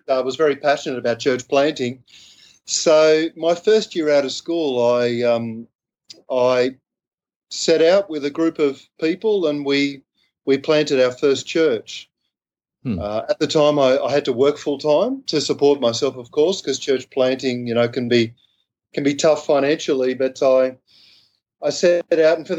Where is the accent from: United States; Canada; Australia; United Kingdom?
Australia; Sydney, New South Wales; accent: Aussie; I grew up in Sydney, Australia